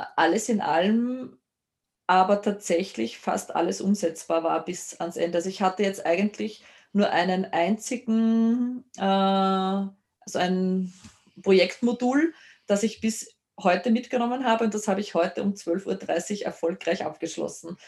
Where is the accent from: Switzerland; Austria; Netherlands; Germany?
Austria; Lower Austria; bei uns in Niederösterreich